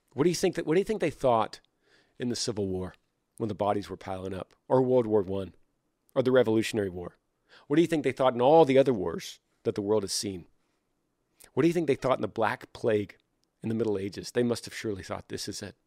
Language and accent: English; Texas, United States; I'm a Texan